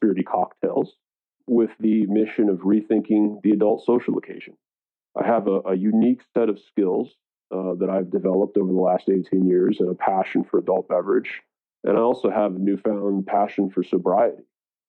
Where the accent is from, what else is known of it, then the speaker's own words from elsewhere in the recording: East Coast, United States; now in California, United States; I moved to California from the East Coast of America in 2001, 20 years ago, to join the wine industry.